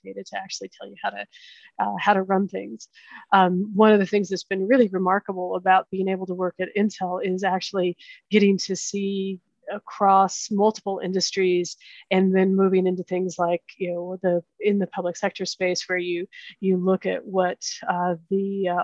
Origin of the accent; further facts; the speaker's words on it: Oklahoma, United States; moved away as an adult; also born or lived in Kansas; I grew up in Oklahoma, went to school in Kansas